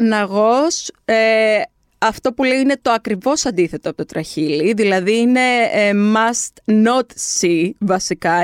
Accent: Kardamyla, North Aegean, Greece; και στο χωριό μου, στα Καρδάμιλα

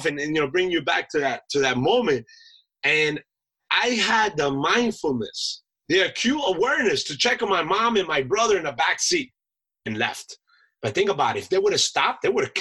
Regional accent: Colombia; now in United States; I'm an immigrant from Colombia, right? I was born abroad. I was born a citizen abroad in the United States

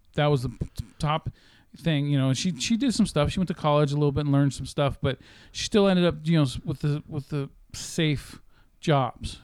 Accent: Sacramento, California, United States; I've always been in Sacramento

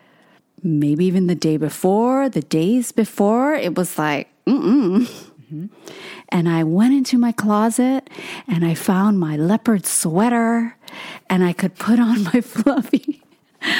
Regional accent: Hawaii, United States; moved away; born and raised in Hawaii

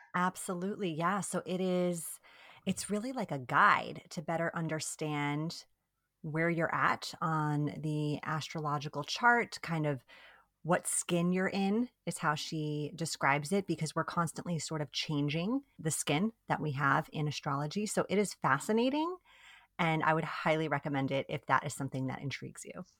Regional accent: New York, United States; first language Italian; English is a second language; moved away as an adult; also born or lived in Italy; now in Bay Area, California, United States; We are originally from New York, so East Coasters, but we live in the Bay Area now, in California

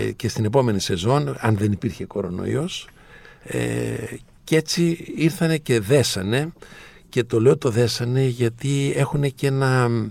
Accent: Andros, South Aegean, Greece; το νησί μου, την Άνδρο

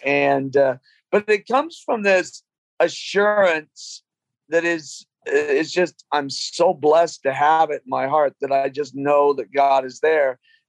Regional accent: London, United Kingdom; moved away; I'm an immigrant from England. Was born in London.

